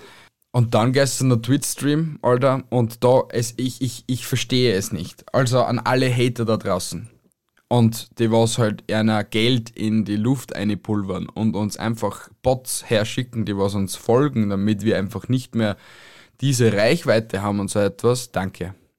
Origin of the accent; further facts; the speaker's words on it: Austria; bei uns in Österreich